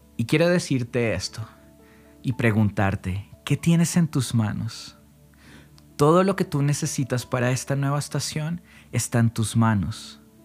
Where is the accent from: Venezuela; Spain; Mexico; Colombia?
Colombia; acá en Colombia